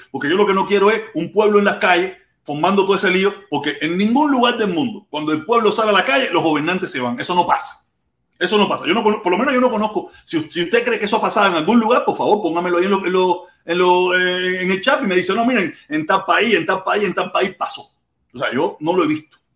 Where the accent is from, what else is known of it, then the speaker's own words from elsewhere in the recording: Cuba; Día entre semana soy